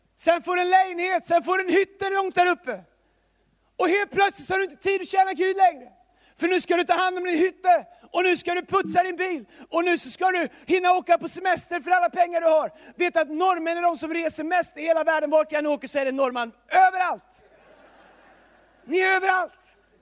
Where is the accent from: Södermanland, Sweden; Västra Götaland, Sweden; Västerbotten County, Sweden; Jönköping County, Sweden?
Västra Götaland, Sweden; Tidaholm; now in Stockholm, Sweden; Tidaholm där jag kommer ifrån